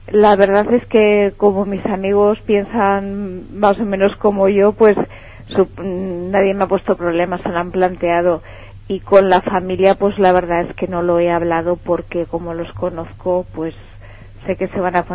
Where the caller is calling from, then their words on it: Náquera, Valencian Community, Spain; Desde Náquera.